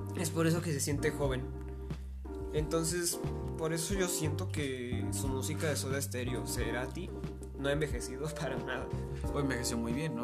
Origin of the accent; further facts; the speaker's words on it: Mexico; No somos norteamericanos